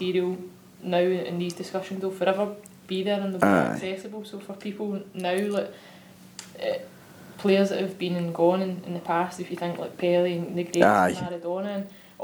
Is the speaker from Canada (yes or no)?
no; Glasgow, Scotland, United Kingdom; growing up in the East End of Glasgow